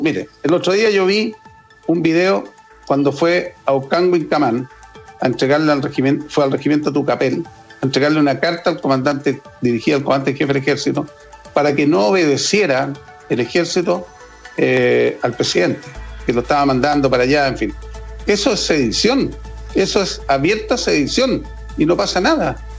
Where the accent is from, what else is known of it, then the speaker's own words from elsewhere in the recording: Chile; Como chilenos